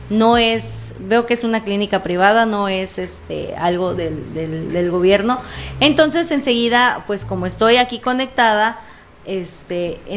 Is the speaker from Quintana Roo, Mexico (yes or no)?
yes; Cozumel, Quintana Roo, Mexico; soy, primero me, me, quisiera informar, soy de Quintana Roo, isla de Cozumel